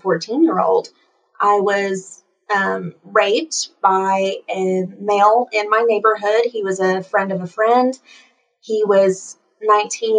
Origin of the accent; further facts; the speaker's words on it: East Tennessee, United States; I grew up in East Tennessee in a pretty low-income household